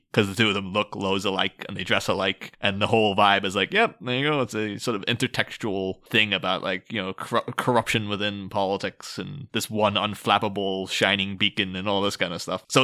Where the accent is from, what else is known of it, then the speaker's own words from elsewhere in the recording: Scotland, United Kingdom; The thing Terry would have been going for if he lived in my hometown was a thing called Buckfast, which is a Scottish drink.